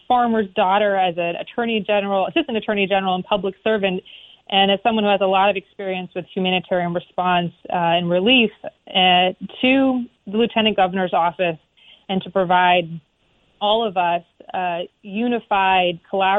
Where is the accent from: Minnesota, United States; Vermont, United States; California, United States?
Vermont, United States; Newbury; So I'm a fourth generation Vermonter, born and raised in Orange County in a town called Newberry, and on Four Corners Farm, where my folks and family still farm today. I'm a proud product of Vermont's education system.